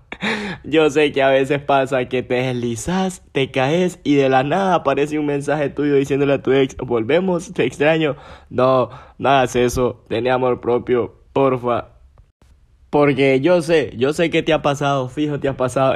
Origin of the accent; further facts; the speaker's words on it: Gracias, Lempira, Honduras; moved away as an adult; now in San Pedro Sula, Honduras; Nací en Gracias, crecí en Gracias, me hicieron Gracias y todo